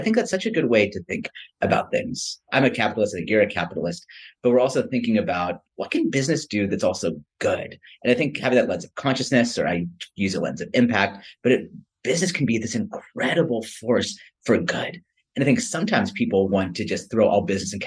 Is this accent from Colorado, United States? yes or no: no; Silicon Valley Bay Area, California, United States; also born or lived in India; I was born and raised in the Silicon Valley Bay Area